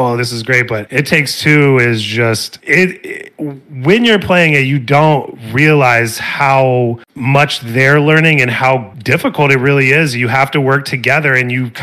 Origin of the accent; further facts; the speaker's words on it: Springfield, Illinois, United States; now in Arizona, United States; I'm from Springfield, Illinois, which is halfway in between Chicago and St. Louis.